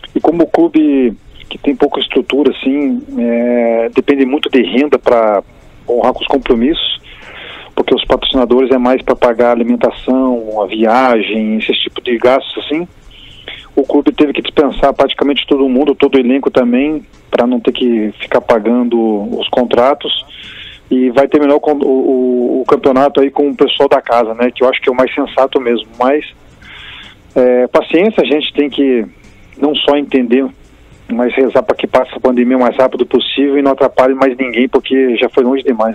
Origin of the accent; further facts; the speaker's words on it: Brazil; nós aqui brasileiros